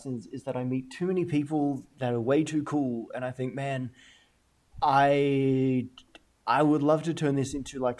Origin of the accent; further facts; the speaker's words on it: Australia; yes, well, I am Australian